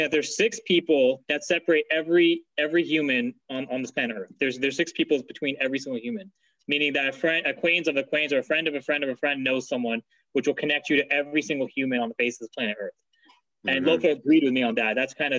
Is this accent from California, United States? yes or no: yes; Pleasanton, California, United States; I'm originally from Pleasanton.